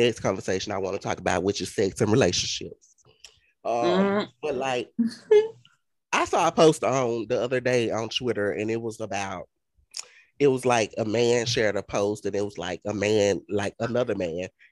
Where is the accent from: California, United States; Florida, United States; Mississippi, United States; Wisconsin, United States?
Mississippi, United States; we're from Mississippi. And being that we're from Mississippi